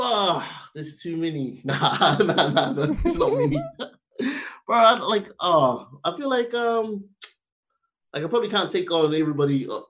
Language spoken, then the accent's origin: English; South Auckland, Auckland, New Zealand; born there; I was born in South Auckland.